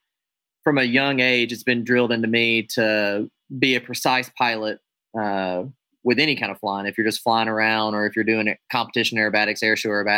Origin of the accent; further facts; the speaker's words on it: United States; I'm an American aerobatic air show pilot